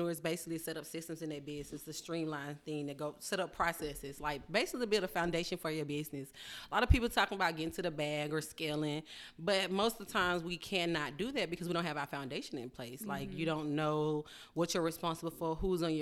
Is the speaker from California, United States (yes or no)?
no; Atlanta, Georgia, United States; I am born and bred in Atlanta, Georgia.